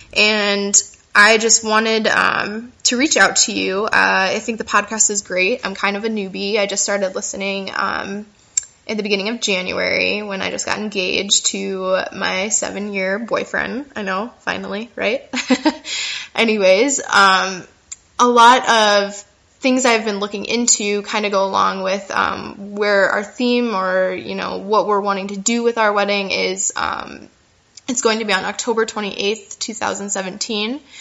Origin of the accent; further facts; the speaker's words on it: United States; moved away as an adult; also born or lived in Chicago; now in France; I'm currently here in France. I'm an American, actually, but I will be moving Um, back to Chicago in April